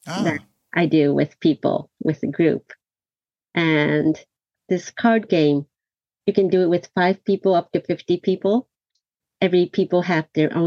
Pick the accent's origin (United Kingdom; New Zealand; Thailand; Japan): Japan; Tokyo; also born or lived in New York, United States; I was born and raised in Tokyo